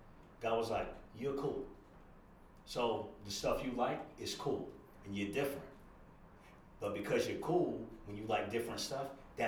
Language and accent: English; Daytona Beach, Florida, United States; moved away as an adult; now in Brooklyn, United States; I'm born and raised in Daytona Beach, Florida, 1,000 miles exactly, almost south of New York City.